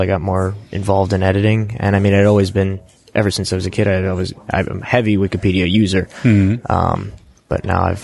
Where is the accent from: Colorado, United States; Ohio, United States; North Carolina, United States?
Ohio, United States; WikiConference North America is in my home state, at my university.